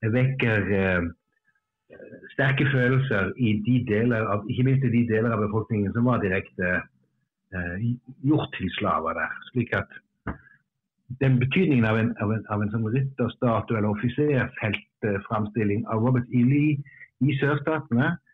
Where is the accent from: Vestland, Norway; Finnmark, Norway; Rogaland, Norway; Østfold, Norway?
Rogaland, Norway; Stavanger; now in Bergen, Norway; jeg, jeg, er jo ikke innfødt bergenser, jeg kommer fra Stavanger og har bodd her bare siden roughly